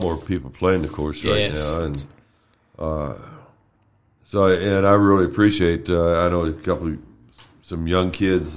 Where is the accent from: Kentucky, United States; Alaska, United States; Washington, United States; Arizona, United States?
Kentucky, United States; Louisville; moved away as an adult; also born or lived in New York / Versailles, Kentucky; now in Marion County, United States; I was born and raised in Louisville.